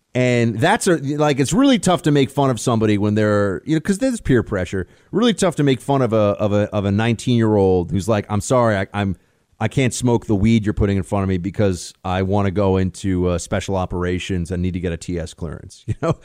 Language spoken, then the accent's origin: English; New York, United States; My closest friends from growing up in New York, uh, a handful of guys that were my, uh, high school best buddies